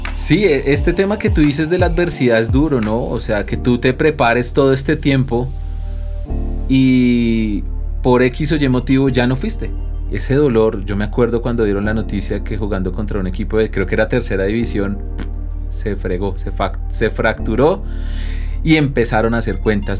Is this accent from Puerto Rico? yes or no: no; Colombia; nos han enseñado a actuar como colombianos